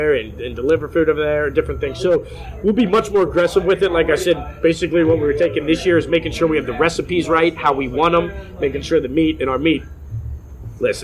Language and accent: English; Cincinnati, Ohio, United States; from Cincinnati